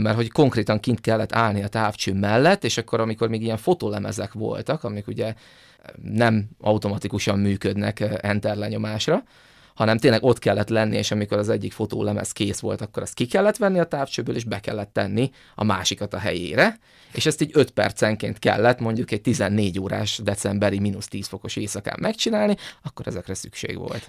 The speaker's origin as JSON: {"language": "Hungarian", "country": "Hungary", "said": "mi magyarok vagyunk"}